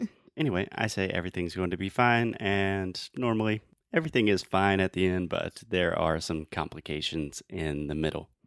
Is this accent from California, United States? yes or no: no; Spartanburg, South Carolina, United States; Spartanburg, which is my hometown